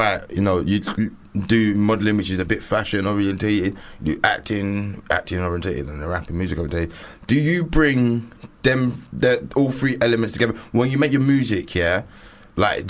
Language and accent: English; London, United Kingdom; I'm so East London